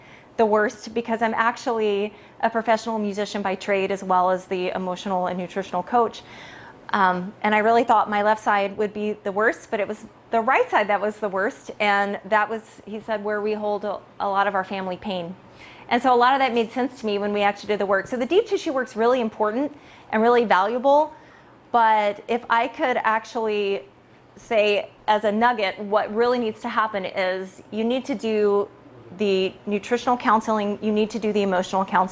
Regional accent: California, United States; I am from California.

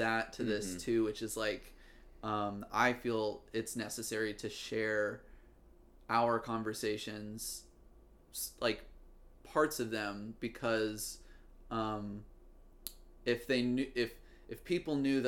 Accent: Virginia, United States; I'm from Virginia. I can have an accent if I need to.

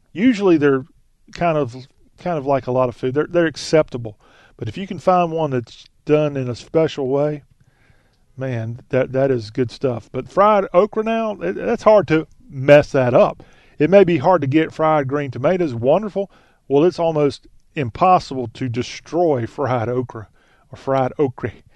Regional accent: the South, Southern United States, United States; as a Southerner

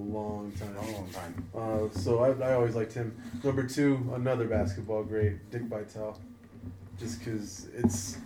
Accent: Denver, Colorado, United States; We grew up in Denver, and WGN is a channel that we always got

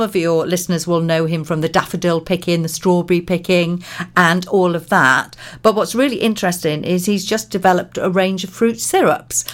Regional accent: Pembrokeshire, Wales, United Kingdom; I'm 56 this and born and bred in Pembrokeshire

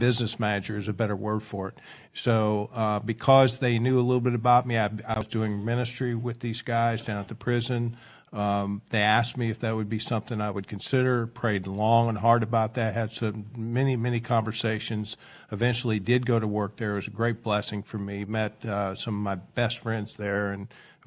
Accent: Jackson, Missouri, United States; I'm a Jackson guy. I grew up in Jackson.

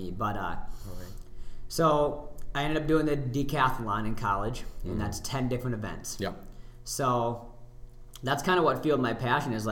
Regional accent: Tea, South Dakota, United States; I'm from Tea as well, um, in the Sioux Falls area

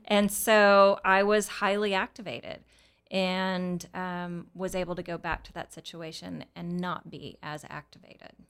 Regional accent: Texas, United States; I was born here in Texas

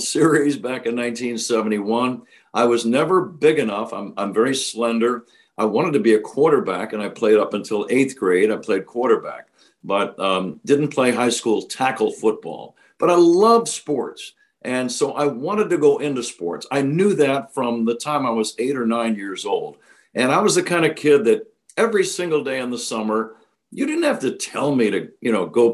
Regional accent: San Jose, California, United States; growing up in San Jose, California

